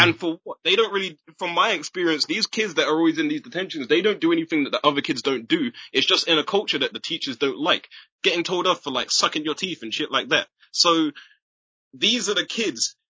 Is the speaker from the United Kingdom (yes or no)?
yes; Chichester, South East England, United Kingdom; I was born in Chichester and both my parents are from Trinidad